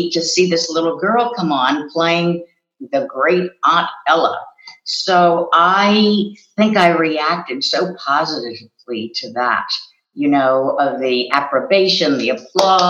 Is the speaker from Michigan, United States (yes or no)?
no; Wallingford, Pennsylvania, United States; also born or lived in Swarthmore, Pennsylvania; the town that I grew up in was called Wallingford, Pennsylvania